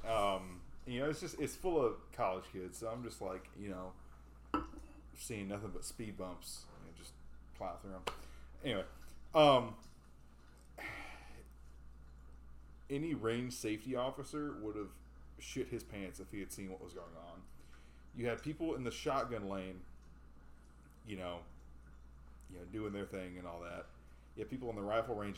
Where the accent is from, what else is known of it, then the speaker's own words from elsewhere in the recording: Tuscaloosa, Alabama, United States; I'm from Tuscaloosa. You know, it's college